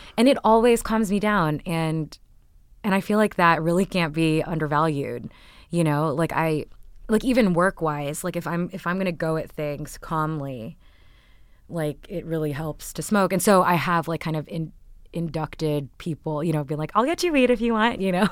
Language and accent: English; Texas, United States; born or raised there; also born or lived in Canada